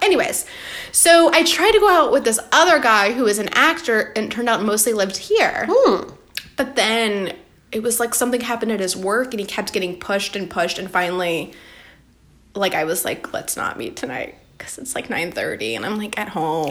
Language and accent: English; Atlanta, Georgia, United States; moved away; i was born in atlanta